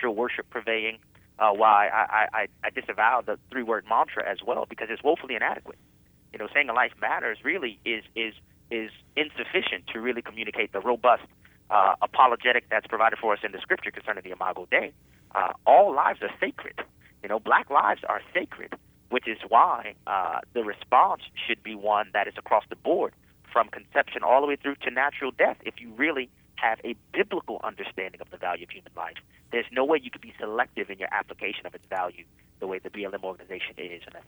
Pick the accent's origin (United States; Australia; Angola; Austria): United States; New Orleans, Louisiana; Where I grew up in New Orleans, you can't get a decent education